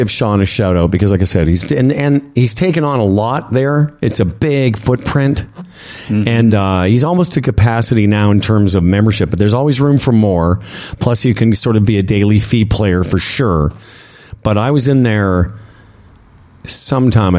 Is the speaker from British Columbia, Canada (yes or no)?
no; Saskatchewan, Canada; moved away; also born or lived in Calgary; I've lived in Calgary and I grew up in Saskatchewan